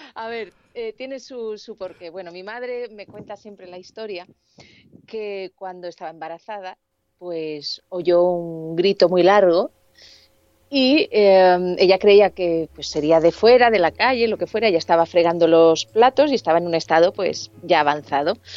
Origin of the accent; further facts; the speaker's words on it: Alicante, Valencian Community, Spain; moved away as an adult; now in Madrid, Spain; yo era de, bueno, yo soy de Alicante, y me vine con 21 añitos a, Madrid